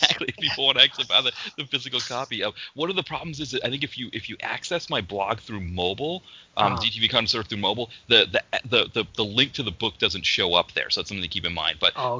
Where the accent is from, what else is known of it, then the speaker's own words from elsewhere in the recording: New England, United States; now in Philadelphia, United States; growing up in New England, where like there were a lot of French speaking people